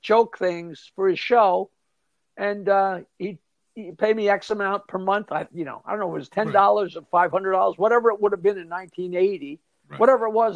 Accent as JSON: {"language": "English", "town": "East Norwich", "region": "New York", "country": "United States", "tie": "born or raised there", "said": "I grew up in East Norwich in this little town"}